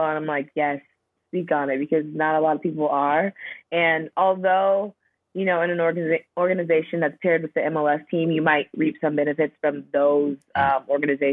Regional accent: Southern California, United States; moved away as an adult; also born or lived in Florida / Buffalo, New York / Norway; I grew up in Southern California, went to college in Florida

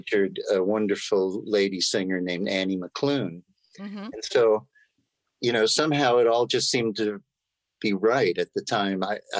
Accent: New York City, New York, United States; moved away as an adult; also born or lived in Washington, D.C. / Southern California; I'm an East Coast boy. I grew up in Forest Hills, Queens.

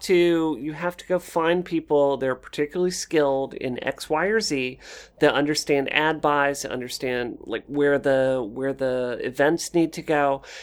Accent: Mississippi, United States; moved away as an adult; also born or lived in Washington, D.C.; I grew up in Mississippi

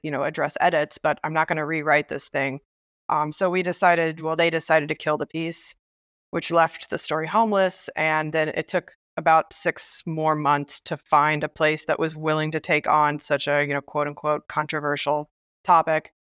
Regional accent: Biloxi, Mississippi, United States; now in Brooklyn, United States; I grew up in Mississippi

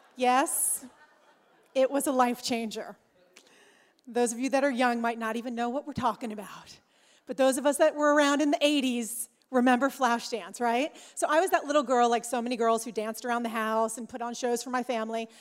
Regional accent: Orange County, California, United States; I'm from Orange County, California. Yes, it's much warmer there, y'all. Yeah, it's a little warmer. Uh, I live there with my husband James

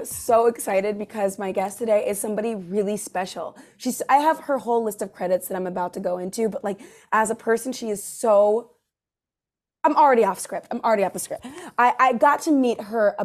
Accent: California, United States; I'm from California

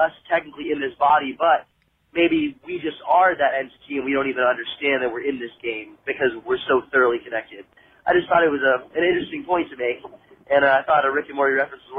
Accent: California, United States; I'm from California

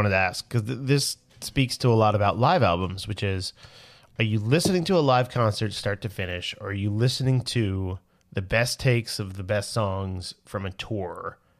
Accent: New York, United States; I'm from New York.

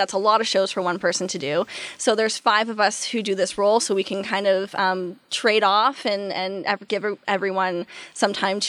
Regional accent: Peterborough, Ontario, Canada; born or raised there

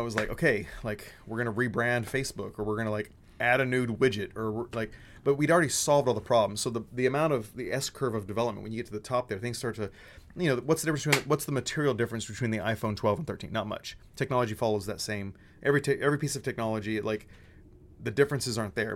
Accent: Texas, United States; my dad raised me saying, you know, be a Texan first, American second. That's how Texans think. We're, we're Texan first, American.

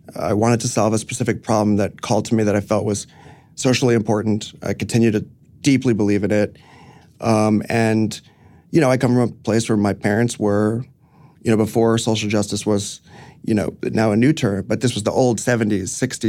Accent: New York City, New York, United States; No. I grew up in the city, but I grew up on Roosevelt Island, actually.

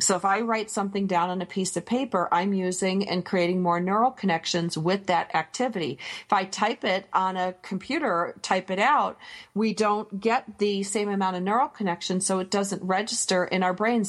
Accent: Michigan, United States; I grew up near the Canadian border, and we got Sault Ste. Marie channel

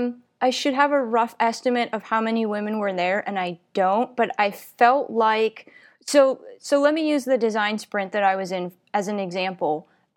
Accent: Pennsylvania, United States; And I was like, I'm from Western Pennsylvania.

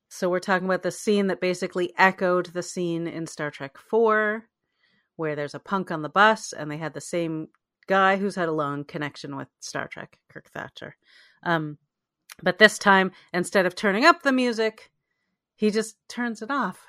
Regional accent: Canada; as a Canadian

